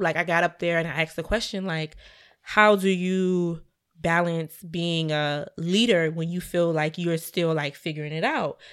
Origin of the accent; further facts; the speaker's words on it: Savannah, Georgia, United States; Savannah, my hometown